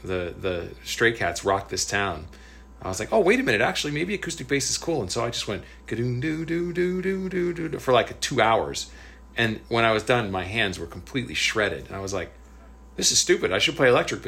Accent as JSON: {"language": "English", "region": "New Jersey", "country": "United States", "tie": "born or raised there", "also_born_or_lived": "Berkeley / Los Angeles", "moved": "as an adult", "said": "in my high school class in New Jersey"}